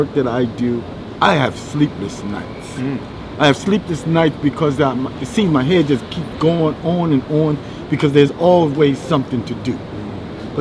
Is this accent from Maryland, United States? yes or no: yes; Baltimore, Maryland, United States; growing up in Baltimore, actually, I come from a family of 7 brothers and 4 sisters. I was actually born in Somerset Projects